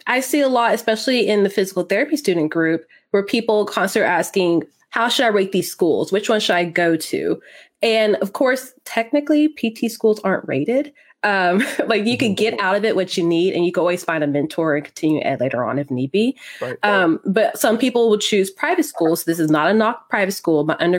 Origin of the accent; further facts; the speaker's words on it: Texas, United States; I live a little north of Dallas. I'm a Texan Air Force brat, though.